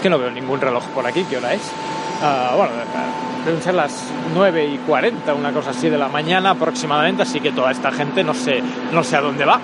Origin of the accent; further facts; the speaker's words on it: Catalonia, Spain; soy catalán